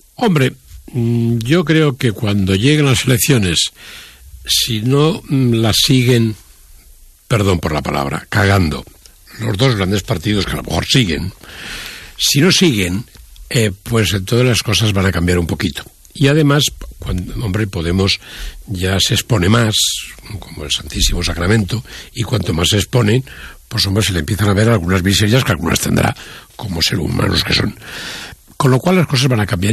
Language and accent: Spanish; Spain; also born or lived in Madrid; yo como español